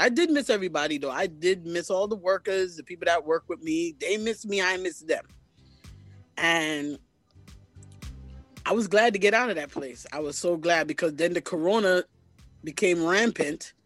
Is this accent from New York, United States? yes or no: yes; New York City, New York, United States; I was originally born here in Brooklyn, New York